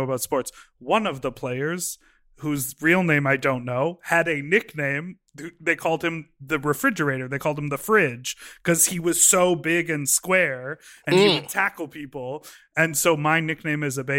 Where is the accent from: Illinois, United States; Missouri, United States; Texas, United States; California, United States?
Illinois, United States; Chicago; And I am from Chicago.